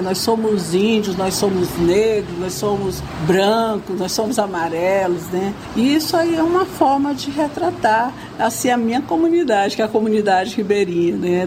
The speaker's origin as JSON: {"language": "Portuguese", "country": "Brazil", "said": "somos brasileiros"}